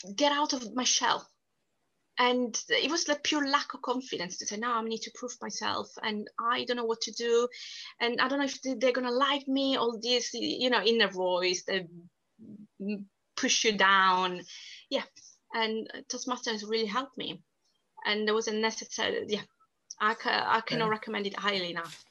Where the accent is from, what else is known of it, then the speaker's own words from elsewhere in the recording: Sicily, Italy; accent: Italian; English is a second language; moved away as an adult; now in United Kingdom; I was born and raised in Sicily, which is the furthest south of Italy.